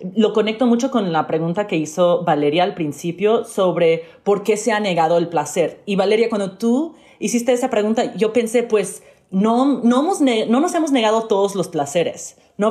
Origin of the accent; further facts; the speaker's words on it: Miami, Florida, United States; yo crecí eh, en Miami, asistí a escuelas públicas